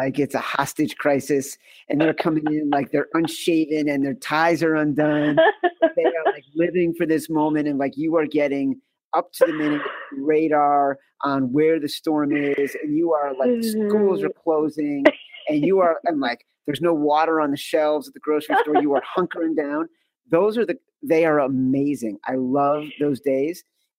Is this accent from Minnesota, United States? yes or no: no; Chicago, Illinois, United States; also born or lived in East Coast; As a Chicagoan and then someone who mm-hmm. has spent his entire adult life living on the East Coast